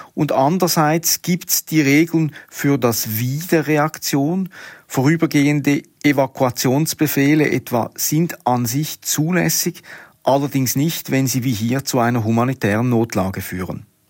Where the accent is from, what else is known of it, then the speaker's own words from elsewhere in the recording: Switzerland; bei uns in der Schweiz